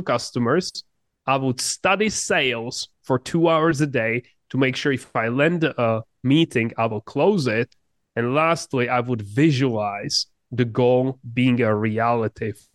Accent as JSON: {"language": "English", "country": "Czechia", "tie": "born or raised there", "second_language": "English", "said": "I grew up in just a very small town in the Czech Republic. English is not my first language"}